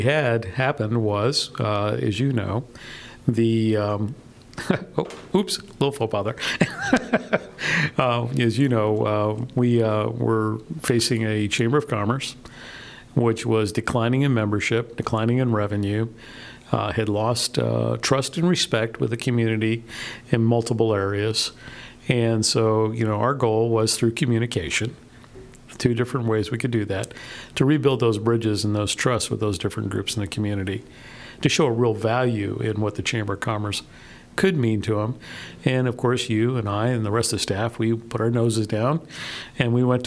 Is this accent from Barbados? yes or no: no; Miami, Florida, United States; also born or lived in Rio Grande Valley, Texas / San Francisco Bay Area, California; now in League City, United States; I grew up in South Florida and in the Miami area, and I've always been on the water